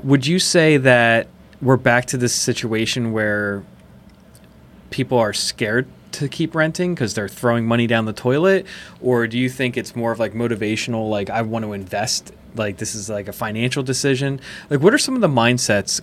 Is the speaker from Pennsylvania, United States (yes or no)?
yes; West Chester, Pennsylvania, United States; I grew up in Westchester